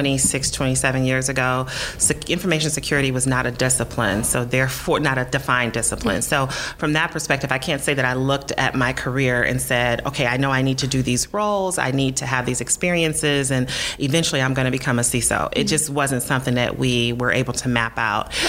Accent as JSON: {"language": "English", "town": "Detroit", "region": "Michigan", "country": "United States", "tie": "born or raised there", "said": "I landed back in my hometown of Detroit, Michigan"}